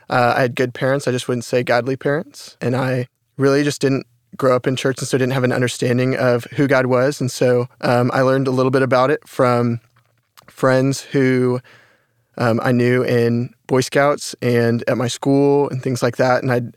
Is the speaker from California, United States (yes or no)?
no; Carrollton, Texas, United States; I'm from Carrollton, Texas.